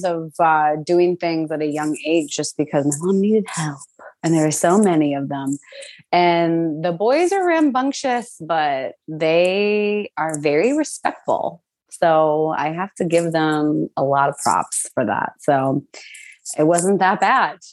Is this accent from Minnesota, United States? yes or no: yes; St. Cloud, Minnesota, United States; moved away as an adult; now in New York City, United States; I grew up in St. Cloud, Minnesota, born and raised up until I was 18